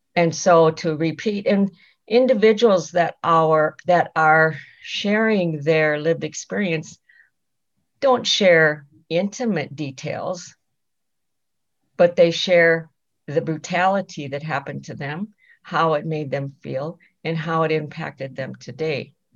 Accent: Rosebud Reservation, South Dakota, United States; I am Sichanggu Lakota from the Rosebud Reservation in South Dakota

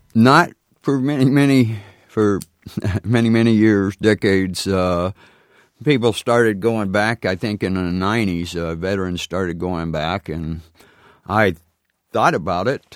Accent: near Phoenix, Arizona, United States; got a plane from Seattle to, uh, Phoenix, uh, where I was near my home

